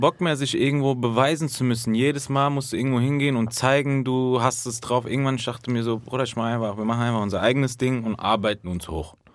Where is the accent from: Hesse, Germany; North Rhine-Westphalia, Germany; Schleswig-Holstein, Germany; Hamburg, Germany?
Hesse, Germany; Frankfurt; wir aus Frankfurt